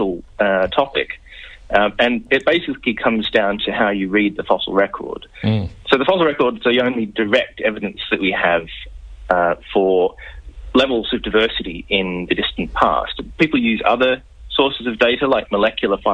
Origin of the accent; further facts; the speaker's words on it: Melbourne, Victoria, Australia; moved away as an adult; also born or lived in United Kingdom; now in Birmingham, United Kingdom; I grew up in Melbourne